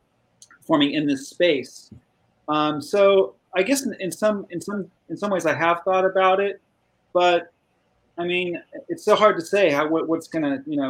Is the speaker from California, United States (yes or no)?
yes; Burbank, California, United States; I grew up in Burbank, California, not far from where I'm at now